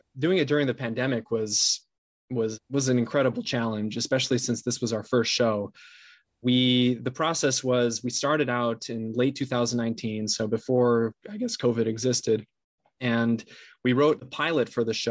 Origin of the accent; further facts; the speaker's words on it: São Paulo, Brazil; moved away as an adult; now in Los Angeles, United States; I'm based in LA right now, but I'm originally from Sao Paulo, Brazil. I was born and raised there and then moved up here to the US for college in 2009